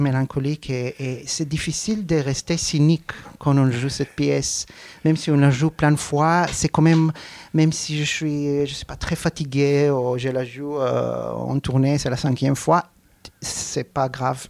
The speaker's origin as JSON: {"language": "French", "town": "Arad", "region": "Southern District", "country": "Israel", "tie": "born or raised there", "second_language": "French", "said": "Je suis né à Arad, donc c'était à cette époque un, petit village"}